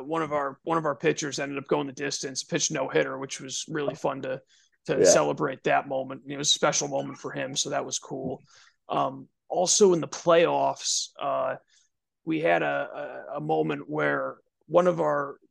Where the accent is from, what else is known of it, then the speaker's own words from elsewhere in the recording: New England, United States; Growing up in New England